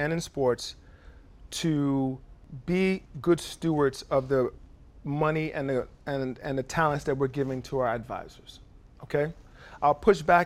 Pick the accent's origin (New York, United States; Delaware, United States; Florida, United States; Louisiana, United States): New York, United States; New York City; I grew up in New York City in the projects